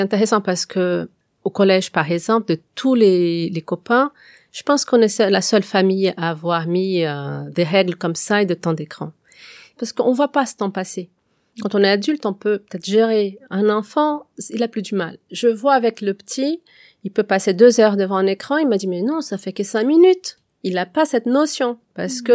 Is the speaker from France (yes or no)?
no; Brazil; moved away; je suis brésilienne